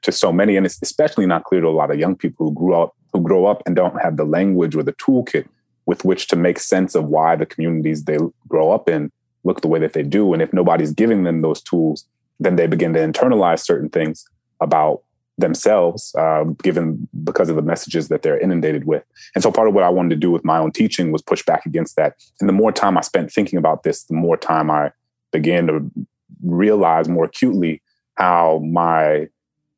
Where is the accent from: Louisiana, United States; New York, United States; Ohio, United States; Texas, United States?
Louisiana, United States; New Orleans; my hometown in New Orleans